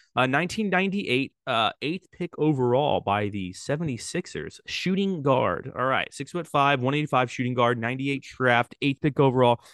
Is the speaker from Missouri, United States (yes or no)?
no; Sacramento, California, United States; my hometown